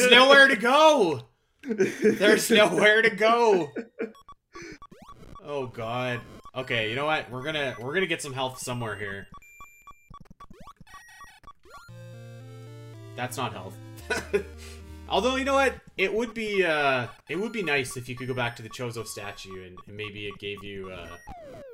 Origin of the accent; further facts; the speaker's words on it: Canada; I'm a schmuck from Canada